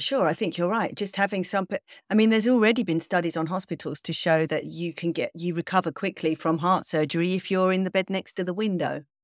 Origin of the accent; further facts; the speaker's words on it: England, United Kingdom; I'm kind of English